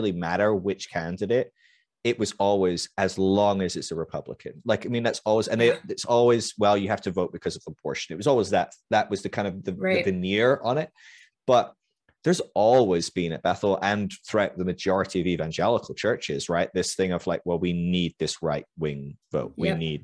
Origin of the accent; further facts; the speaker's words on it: United Kingdom; I came in as a Brit who was already like a total ridiculous liberal progressive just because I'm British